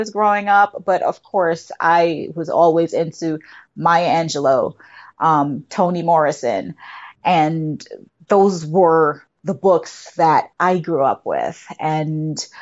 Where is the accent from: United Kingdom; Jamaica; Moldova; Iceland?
Jamaica; now in United States; I'm originally from Jamaica